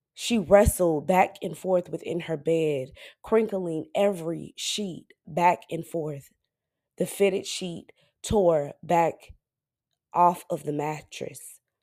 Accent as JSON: {"language": "English", "town": "Dallas", "region": "Texas", "country": "United States", "said": "I'm from Dallas, Texas, but my parents are from Flint"}